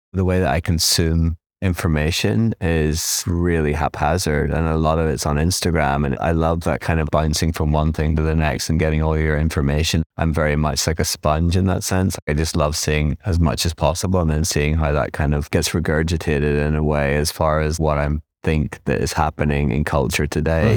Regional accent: Belfast, Northern Ireland, United Kingdom; moved away as an adult; also born or lived in Nottingham / London; now in New York, United States; I was born in Belfast. I grew up there in the 80s and 90s

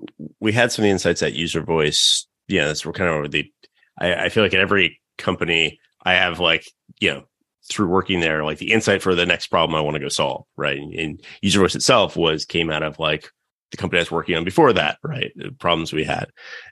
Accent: North Carolina, United States; growing up in North Carolina, just super hard to find other people

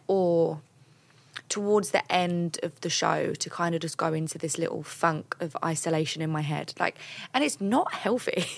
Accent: London, United Kingdom; I'm from London.

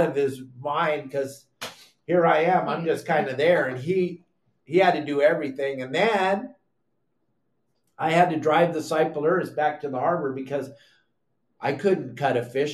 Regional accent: San Clemente, California, United States; also born or lived in Laguna Beach, California; I grew up in San Clemente, California. I was born at South Coast Hospital in Laguna Beach, California

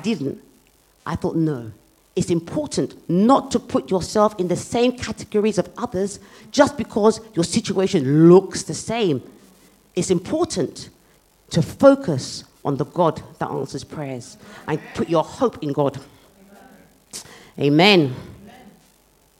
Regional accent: United Kingdom; as a teenager growing up in Britain

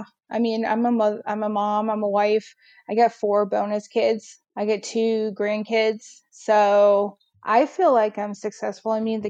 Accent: outside Chicago, Illinois, United States; moved away as an adult; now in Nashville, United States; I'm originally from outside Chicago. So I moved down here in 2007 to Nashville.

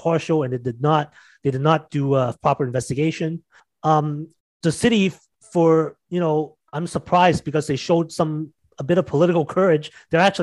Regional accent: Mississauga, Ontario, Canada; my hometown of Mississauga

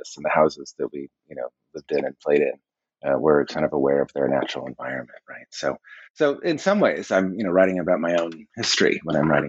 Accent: Colorado, United States; growing up in Colorado in the 1970s and 80s, there were solar houses everywhere.

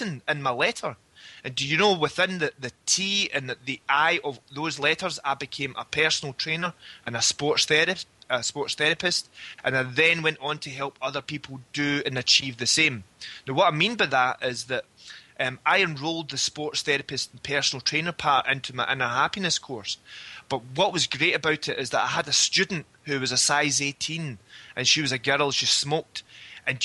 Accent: Glasgow, Scotland, United Kingdom; I'd made the decision to leave my hometown in Glasgow

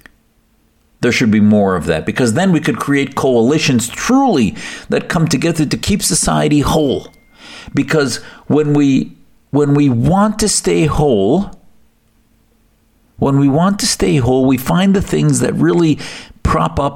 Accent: United States; as American Muslims

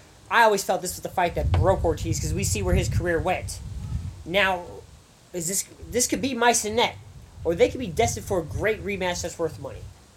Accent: Las Vegas, Nevada, United States; growing up in Las Vegas.

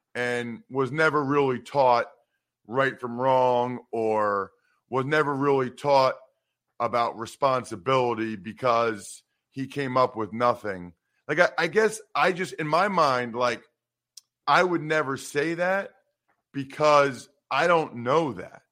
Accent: Wyomissing, Pennsylvania, United States; So I grew up in Wyomissing, Pennsylvania

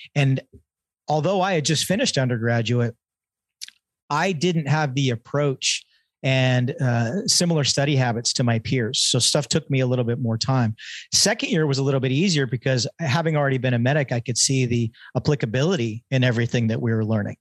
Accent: Tehachapi, California, United States; also born or lived in Redondo Beach, California; spent my formative years in a really, uh, small town called Tehachapi, California

